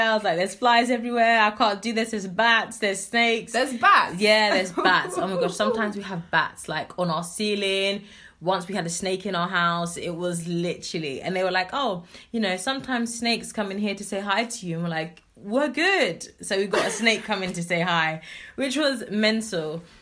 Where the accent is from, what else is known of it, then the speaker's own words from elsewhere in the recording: Kumasi, Ashanti, Ghana; because of course, you know, I'm originally from Kumasi. I'm from a place called Suame